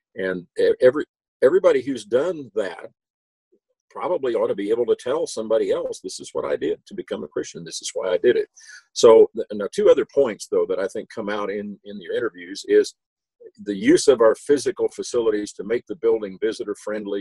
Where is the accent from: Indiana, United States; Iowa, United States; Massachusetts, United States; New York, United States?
Indiana, United States; Indianapolis; moved away as an adult; also born or lived in Kentucky / Nashville / Atlanta; I was born and raised in Indianapolis, where you guys are.